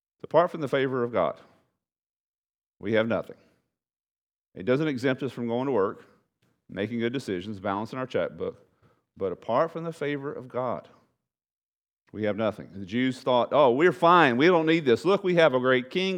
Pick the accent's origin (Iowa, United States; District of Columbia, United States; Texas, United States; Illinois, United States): Texas, United States; Bridge City; my hometown was Bridge City. my hometown alma mater, high school, Bridge City